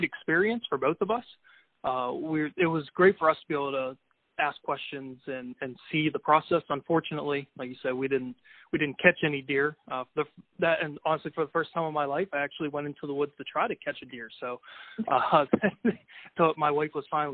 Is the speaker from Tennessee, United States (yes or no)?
no; Pennsylvania, United States; my home state of Pennsylvania